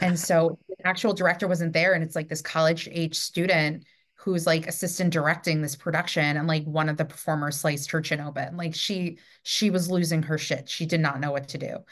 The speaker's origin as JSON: {"language": "English", "region": "New York", "country": "United States", "said": "I'm from New York"}